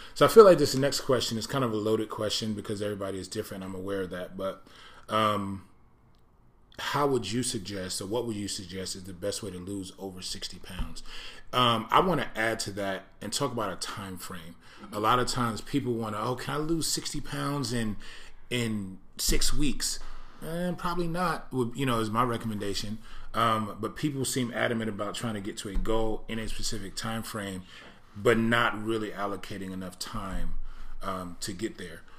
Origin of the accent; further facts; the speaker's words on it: East Coast, United States; moved away; I grew up on the East Coast